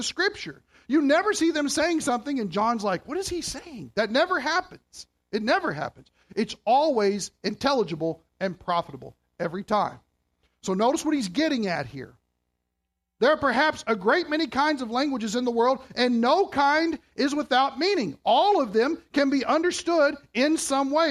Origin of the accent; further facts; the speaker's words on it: Kentucky, United States; moved away as an adult; now in Canada; I'm from Kentucky